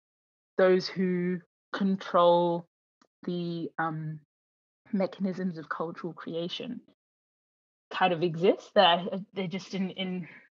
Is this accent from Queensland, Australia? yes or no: yes; Brisbane, Queensland, Australia; born or raised there